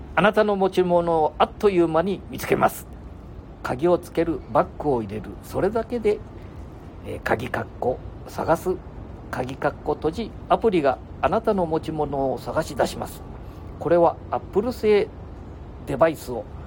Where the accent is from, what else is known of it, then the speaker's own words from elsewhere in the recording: rural Aichi, Japan; この田舎から中京、えー、商業高校